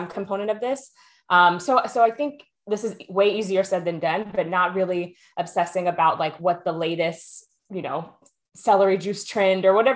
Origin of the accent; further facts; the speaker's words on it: Texas, United States; now in Oakland, United States; I am originally from Texas, a proud Texan, as most Texans are, but currently living in Oakland, California